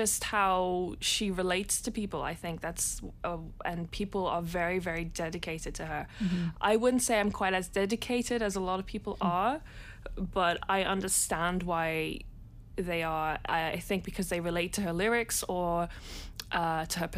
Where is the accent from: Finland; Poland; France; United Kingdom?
France; moved away; I grew up in France